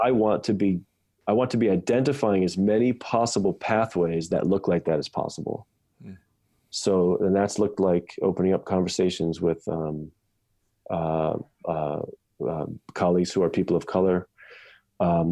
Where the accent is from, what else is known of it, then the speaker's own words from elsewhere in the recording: United States; as an American, I was raised to understand that I have all these rights